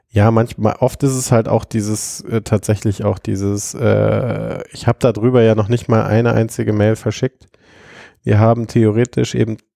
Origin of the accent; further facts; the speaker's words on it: Augsburg, Bavaria, Germany; now in Munich, Germany; ich bin ja ursprünglich aus Augsburg nach München gezogen